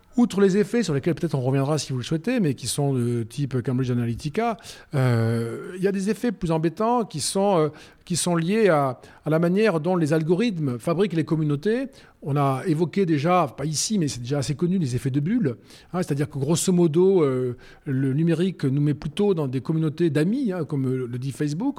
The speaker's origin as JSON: {"language": "French", "town": "Rodez", "region": "Occitania", "country": "France", "tie": "born or raised there", "said": "moi, quand j'étais gamin à Rodez, 25 000 habitants"}